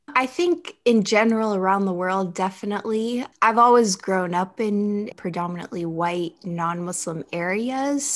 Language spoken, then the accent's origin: English; United States; although I'm culturally and ethnically Libyan, having grown up, but born and raised in the United States